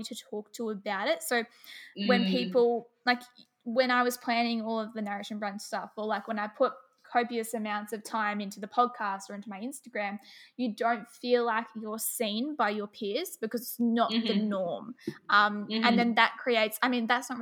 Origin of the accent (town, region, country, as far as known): hometown near Melbourne, Victoria, Australia; born or raised there